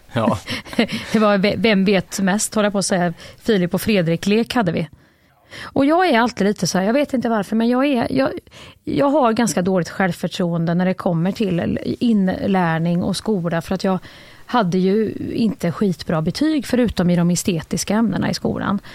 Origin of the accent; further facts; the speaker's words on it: Värmland, Sweden; moved away; jag är en riktig jävla Värmlandsjänta från början